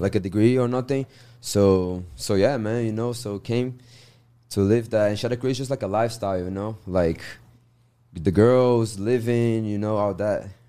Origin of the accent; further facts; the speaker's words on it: Minas Gerais, Brazil; English is a second language; moved away as an adult; now in United States; I'm from Minas Gerais, terra do queijo, família